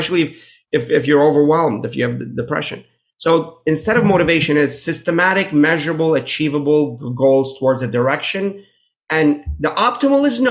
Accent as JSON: {"language": "English", "town": "Pittsburgh", "region": "Pennsylvania", "country": "United States", "tie": "born or raised there", "said": "I grew up in Pittsburgh"}